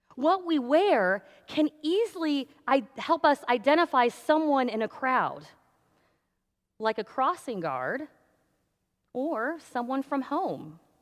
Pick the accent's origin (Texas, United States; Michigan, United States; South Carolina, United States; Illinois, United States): Illinois, United States; Danville; moved away; I grew up in Danville, which is just down the road from Champaign